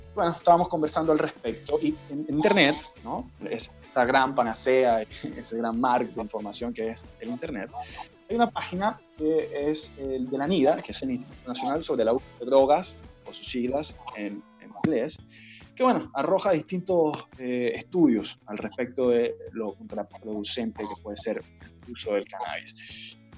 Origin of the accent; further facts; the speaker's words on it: Venezuela; now in Chile; yo, eh, que soy venezolano